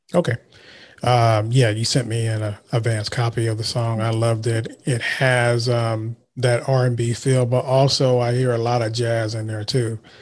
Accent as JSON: {"language": "English", "town": "Vallejo", "region": "California", "country": "United States", "said": "I'm from Vallejo"}